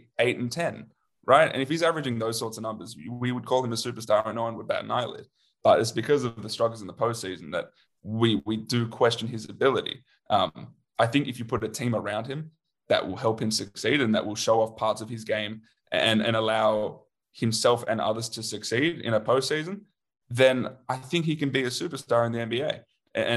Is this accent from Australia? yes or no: yes; Australia; because we're Australian